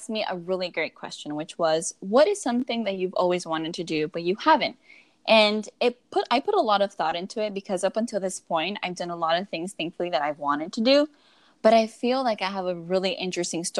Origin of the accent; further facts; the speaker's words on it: Miami, Florida, United States; moved away as an adult; also born or lived in Seattle area, Washington; now in Seattle, United States; we both were born and raised in El Calorcito de Miami, Florida